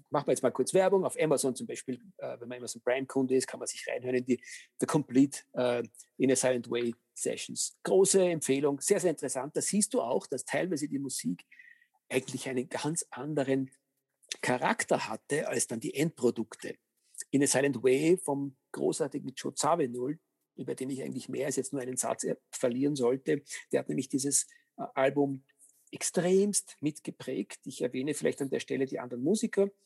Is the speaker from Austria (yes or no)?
yes; Austria; ich behaupte mal, als Österreicher darf man durchaus äh, sich auf die Fahnen heften